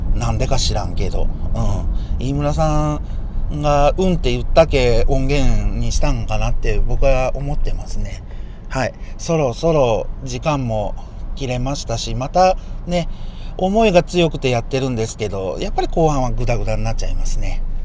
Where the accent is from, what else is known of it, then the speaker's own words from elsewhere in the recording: Hiroshima, Japan; 僕ら広島人